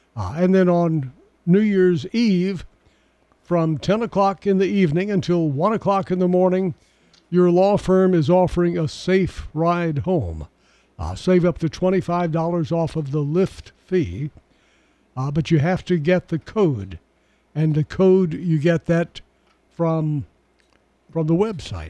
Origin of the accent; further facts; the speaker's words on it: Murfreesboro, Tennessee, United States; this area pretty much all my since I was four years old, so pretty much all my life